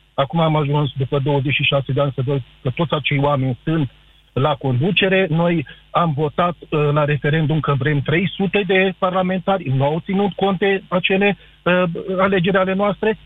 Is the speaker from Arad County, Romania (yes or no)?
yes; Arad, Arad County, Romania; sunt din Arad